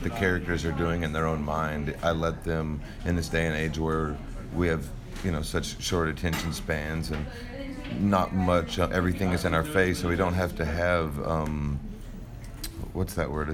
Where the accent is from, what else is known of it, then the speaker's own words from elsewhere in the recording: Texas, United States; being from Texas